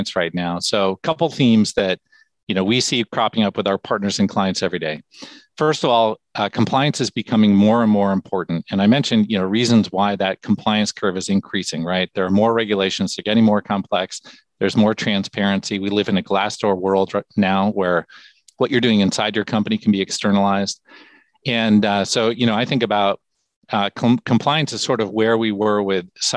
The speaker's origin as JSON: {"language": "English", "town": "Fremont", "region": "California", "country": "United States", "tie": "born or raised there", "said": "I grew up in a town in California called Fremont, California"}